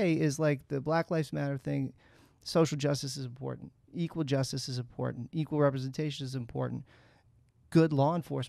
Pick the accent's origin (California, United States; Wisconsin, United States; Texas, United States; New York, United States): California, United States; San Francisco; now in San Diego, United States